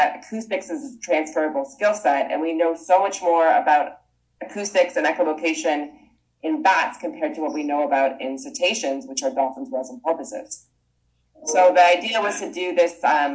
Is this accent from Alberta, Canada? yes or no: no; Toronto, Ontario, Canada; moved away as an adult; also born or lived in Vancouver, Canada; I'm Canadian, so I'll drop some of boots every once in a while. And I grew up in Toronto